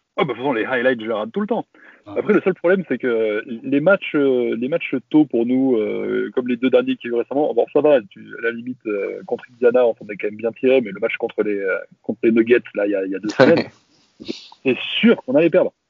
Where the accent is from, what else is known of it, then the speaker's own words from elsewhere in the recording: Valence, Auvergne-Rhône-Alpes, France; also born or lived in Grenoble; Moi, je suis pas grenoblois. Hein. Euh, je suis, de Valence